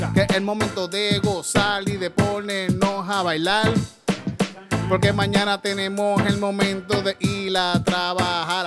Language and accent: Spanish; Yauco, Puerto Rico; yo cuando era niño, fui un, en Yauco